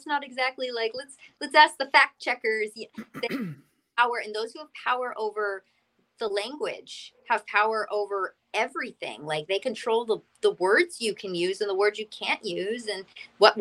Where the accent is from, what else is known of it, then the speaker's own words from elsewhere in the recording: Massachusetts, United States; moved away as an adult; now in Florida, United States; I've lived in Massachusetts my whole life.